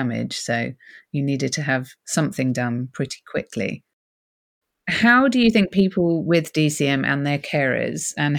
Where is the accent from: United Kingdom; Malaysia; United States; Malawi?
United Kingdom; as a Brit